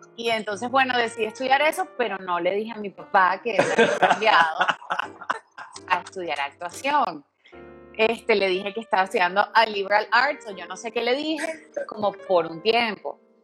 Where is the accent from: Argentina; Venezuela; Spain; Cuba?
Venezuela; moved away